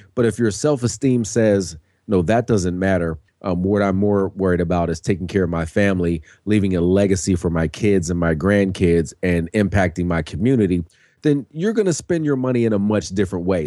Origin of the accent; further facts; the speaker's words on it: Pittsburgh, Pennsylvania, United States; I'm born and raised in Pittsburgh